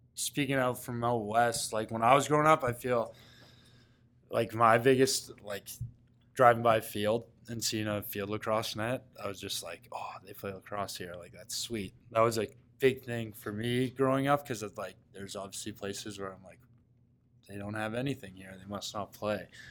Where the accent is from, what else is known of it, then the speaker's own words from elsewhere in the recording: Coquitlam, British Columbia, Canada; moved away; growing up in Coquitlam, it's a hotbed for lacrosse out west.